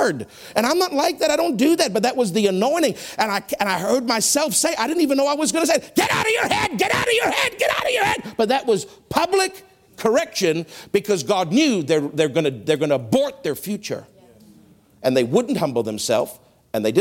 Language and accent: English; Canada; I've been trained as a Canadian to be very proper